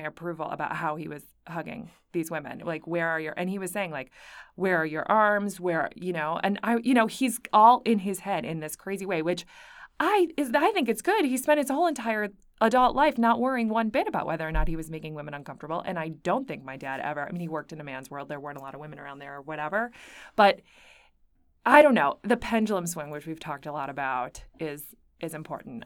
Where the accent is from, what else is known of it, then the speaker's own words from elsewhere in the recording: Buffalo, New York, United States; moved away; I'm from Buffalo, New York